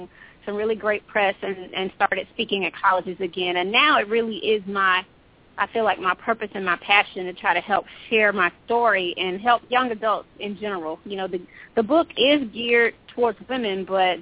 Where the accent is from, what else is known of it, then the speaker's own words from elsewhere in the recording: Atlanta, Georgia, United States; I'm a native from Atlanta, Georgia